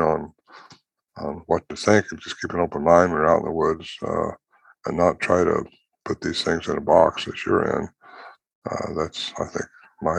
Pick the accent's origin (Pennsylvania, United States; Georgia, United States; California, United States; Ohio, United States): California, United States; moved away as an adult; also born or lived in Oregon / Washington; now in White Lake, United States; Normally, I was raised in California